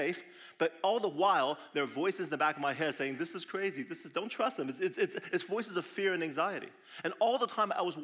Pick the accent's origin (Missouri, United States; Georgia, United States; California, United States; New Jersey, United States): California, United States; Southern; now in Madison, United States; I lived in Madison for 23 years, but I grew up in Southern California